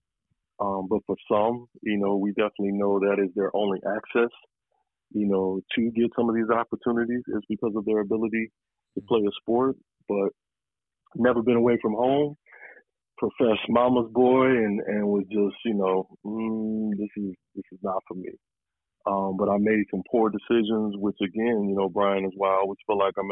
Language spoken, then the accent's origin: English; San Diego, California, United States; moved away; also born or lived in Los Angeles; blessed to have grown up, you know, in Southern California when I did, and specifically in San Diego.